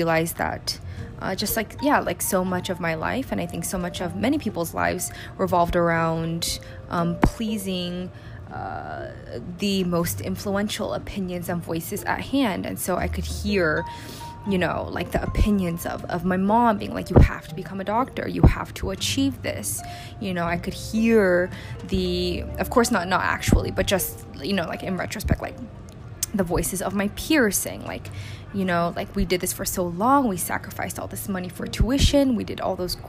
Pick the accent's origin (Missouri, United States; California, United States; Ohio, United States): California, United States; South Bay, Bay Area; moved away as an adult; now in New York City, United States; I am originally from the Bay Area, specifically the South Bay, where I spent the majority of my childhood and my college years.